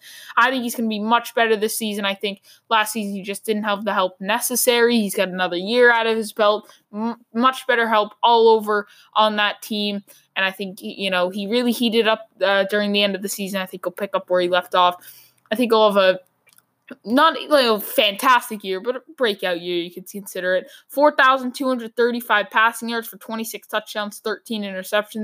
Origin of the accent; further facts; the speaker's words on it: New England, United States; I'm from New England.